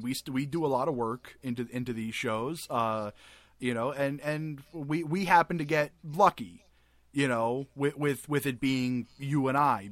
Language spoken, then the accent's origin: English; New England, United States; I am from New England, okay? And New Englanders do not have accents, and we say all words right.